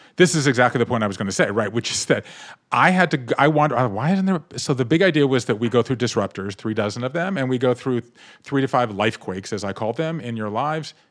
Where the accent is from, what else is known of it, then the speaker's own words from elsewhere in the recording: Savannah, Georgia, United States; I grew up in Savannah, Georgia